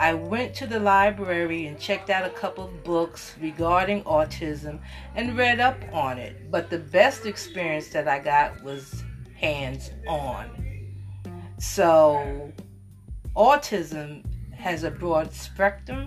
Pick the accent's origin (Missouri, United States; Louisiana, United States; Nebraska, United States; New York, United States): New York, United States; now in Orangeburg, United States; originally I'm from New York. I currently live here in Orangeburg.